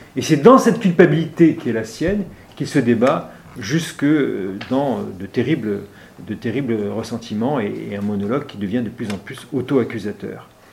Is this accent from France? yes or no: no; Oran, Oran Province, Algeria; moved away; je suis originaire de, d'Algérie